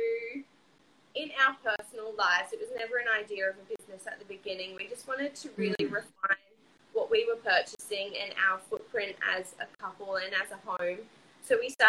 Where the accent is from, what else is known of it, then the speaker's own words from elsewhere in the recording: Port Douglas, Queensland, Australia; I grew up in Port Douglas, which is, like, right near the Great Barrier Reef